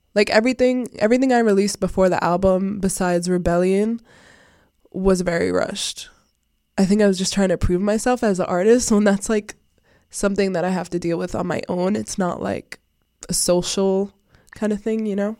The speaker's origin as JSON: {"language": "English", "town": "Providence", "region": "Rhode Island", "country": "United States", "tie": "born or raised there", "said": "I am from Providence, Rhode Island. I was born in Providence, Rhode Island"}